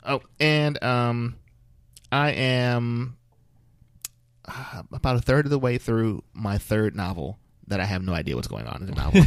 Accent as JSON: {"language": "English", "town": "Flint", "region": "Michigan", "country": "United States", "said": "I'm from Flint"}